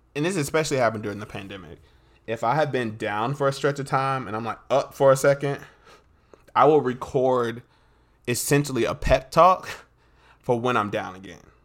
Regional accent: North Carolina, United States; I'm from North Carolina.

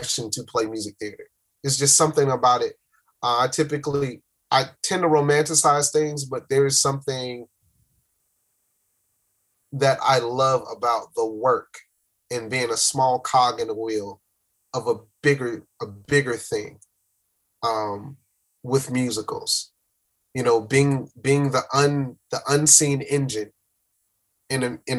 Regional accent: Miami, Florida, United States; I'm from Miami

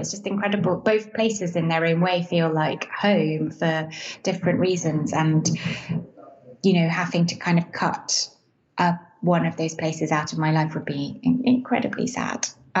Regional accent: Venice, Veneto, Italy; also born or lived in England; So I am English, and my family moved to Venice when I was 6 years old. And I grew up here, went to school here, and then went to university in England.

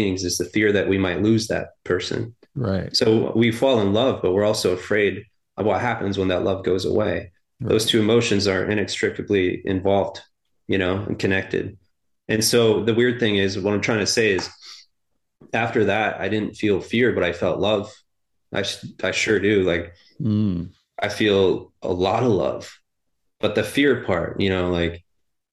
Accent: Maine, United States; I grew up in Maine on the coast

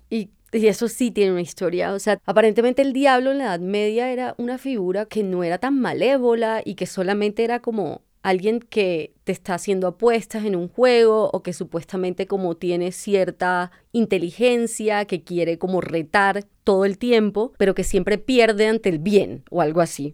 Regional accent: Barranquilla, Atlántico, Colombia; born or raised there

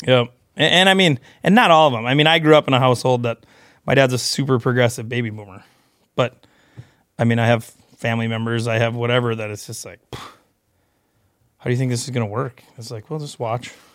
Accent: Beulah, North Dakota, United States; I grew up in western North Dakota, a little town called Beulah.

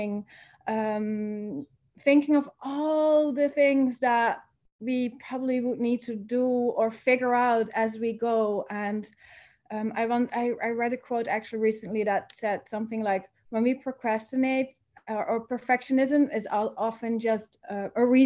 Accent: Netherlands; moved away as an adult; now in Bali, Indonesia; I am originally from the Netherlands.

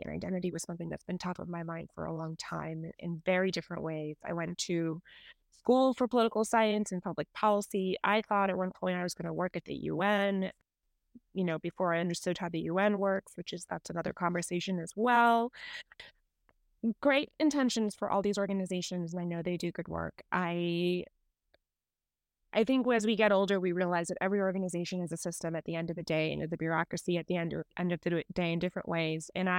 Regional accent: Dubai, United Arab Emirates; also born or lived in India / New York; Originally, I'm from India. My family's from India, but I grew up between Dubai and New York, which are two very, very different places.

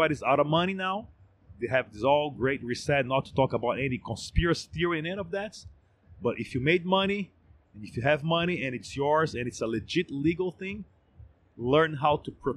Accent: Brazil; I'm from Brazil, I'm in Brazil, I work in Brazil, I pay my tax in Brazil

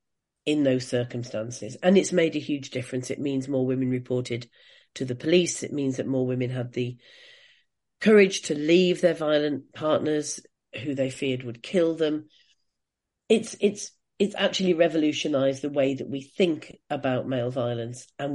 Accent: United Kingdom; as British feminists

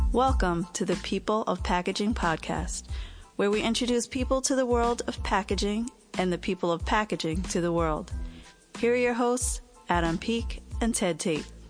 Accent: Mumbai, Maharashtra, India; moved away as an adult; now in Pennsylvania, United States; I grew up in Mumbai, India. I was born there. I lived for the first 25 years of my life there

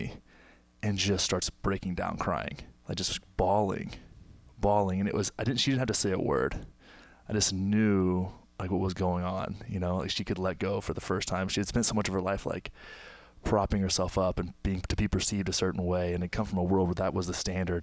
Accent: Texas, United States; my hometown, small town in Texas

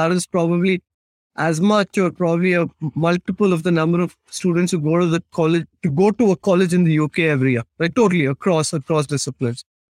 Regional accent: West India, India; first language Tamil; If I take my story again, like I said, we come from the south. So my mother tongue is Tamil. A very old language, probably a few thousand years old.

